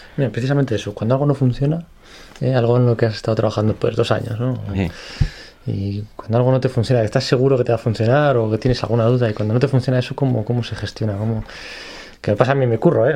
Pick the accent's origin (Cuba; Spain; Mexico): Spain; como buenos españoles